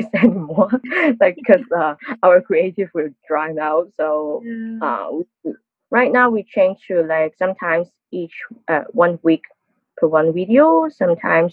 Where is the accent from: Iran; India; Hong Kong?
Hong Kong; I'm working in a local social media platform called Arm Channel TV in Hong Kong